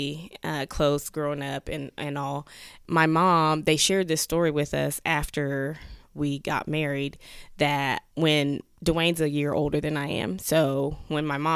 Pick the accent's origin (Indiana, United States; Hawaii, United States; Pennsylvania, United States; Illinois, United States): Indiana, United States; Muncie; I was born in Whiteley, which if you're from here, you know where Whiteley is